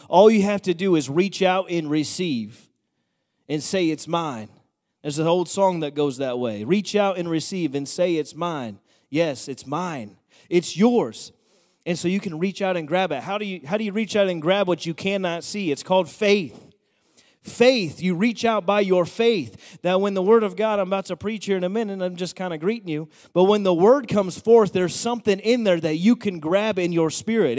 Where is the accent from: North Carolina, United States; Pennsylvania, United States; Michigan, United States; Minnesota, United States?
Pennsylvania, United States; Bethlehem; I'm from Bethlehem